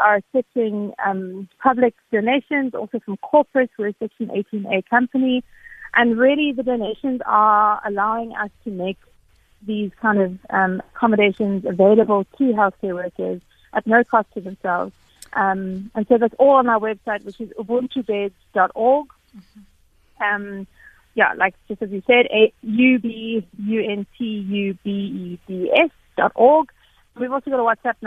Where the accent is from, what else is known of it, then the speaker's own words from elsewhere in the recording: South Africa; I've always been a very particularly proud South African